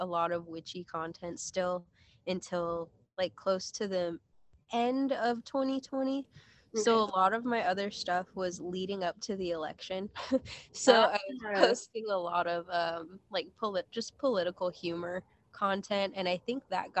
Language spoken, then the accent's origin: English; Colorado, United States; I was born and raised in Colorado